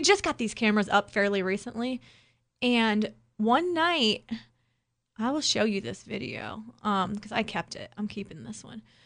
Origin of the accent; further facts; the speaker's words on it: Ohio, United States; growing up in Ohio